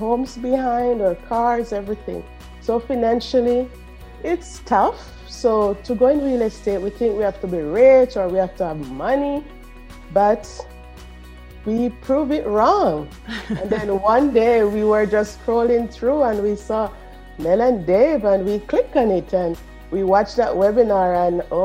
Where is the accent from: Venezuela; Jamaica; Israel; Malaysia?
Jamaica; accent: Caribbean; moved away as an adult; now in Edmonton, Canada; If you hear that Caribbean accent, I'm from Jamaica. So I'm an immigrant to Canada for the past 7 years